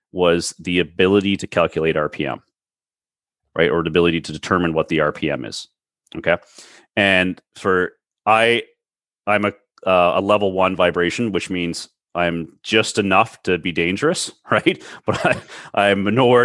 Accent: Toronto, Ontario, Canada; I'm from the Toronto area

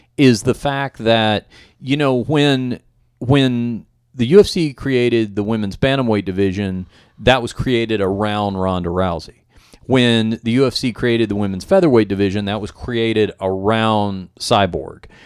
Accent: Dallas, Texas, United States; my hometown of Dallas

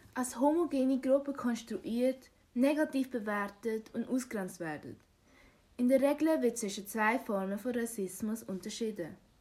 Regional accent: Switzerland; komme ursprünglich aus Vietnam, aber bin in der Schweiz geboren

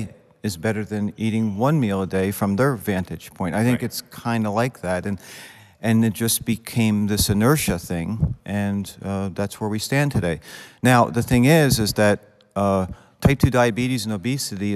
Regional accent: New Hope, Pennsylvania, United States; I'm from New Hope, Pennsylvania.

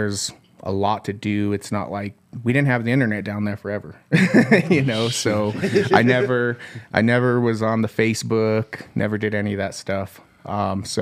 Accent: Southern Colorado, United States; Born and raised in Southern Colorado.

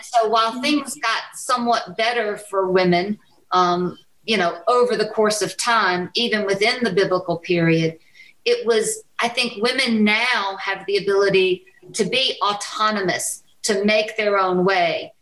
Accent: United States; as an American woman who is white

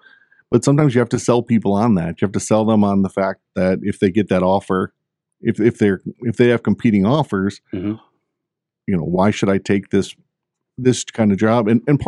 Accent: Gwinn, Michigan, United States; also born or lived in Germany; I grew up, I was born on a military base in Germany. My parents went back and forth. So I lived up in good old K.I. Sawyer in Gwinn, Michigan. Went back to Germany, lived there until I attended kindergarten in Germany.

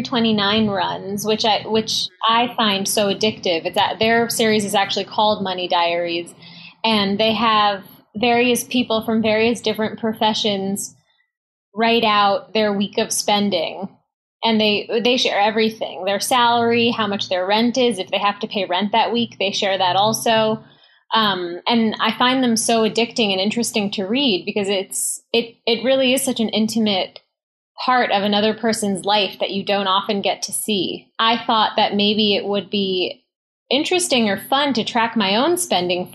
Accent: New York City, New York, United States; I grew up in Manhattan

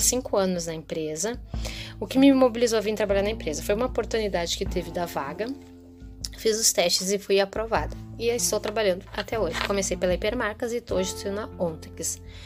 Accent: Gravataí, Rio Grande do Sul, Brazil; sou daqui de Gravataí, Rio Grande do Sul

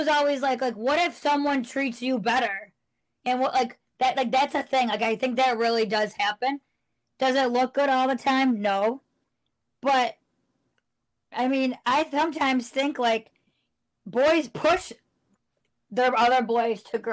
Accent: United States; moved away; I'm from New York

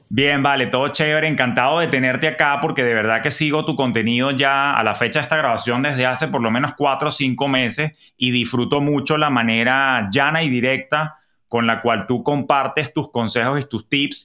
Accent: Venezuela; moved away as an adult; cuando yo emigré de Venezuela en el año 2011

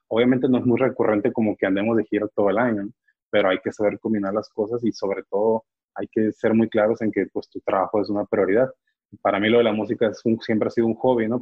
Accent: Mexico; uno como mexicano

